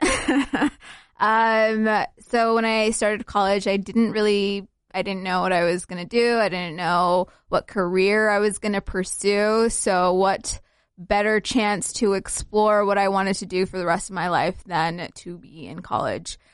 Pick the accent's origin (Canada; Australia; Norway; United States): United States; Salt Lake City, Utah; also born or lived in Somalia; I grew up in Utah, but I was born in Somalia